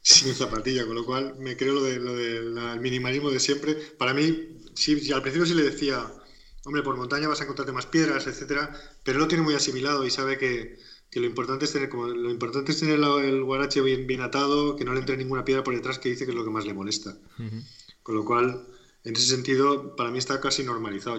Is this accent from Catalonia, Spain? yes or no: no; Alicante, Valencian Community, Spain; also born or lived in Murcia; soy de Alicante también. Bueno, nací en Murcia, pero vivo en Alicante toda mi vida, como alicantino uno más